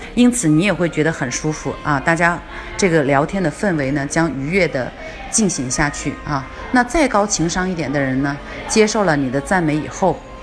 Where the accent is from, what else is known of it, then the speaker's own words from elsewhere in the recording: China; 我们中国人呢，其实是不太喜欢被夸的